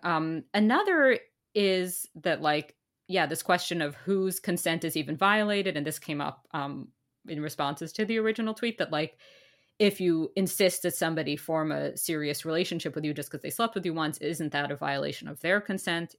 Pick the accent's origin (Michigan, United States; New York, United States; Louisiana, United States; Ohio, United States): New York, United States; now in Canada; as a New Yorker